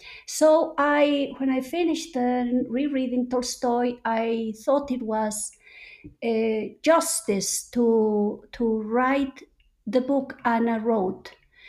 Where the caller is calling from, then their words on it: Mexico City, Mexico; I'm calling in from Coyoacán in Mexico City, two blocks away from Frida Kahlo's house, where I normally spend half of the year.